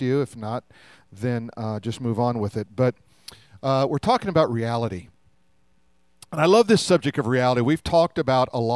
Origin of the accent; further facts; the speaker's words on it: Denver, Colorado, United States; When I was a kid, we grew up in Denver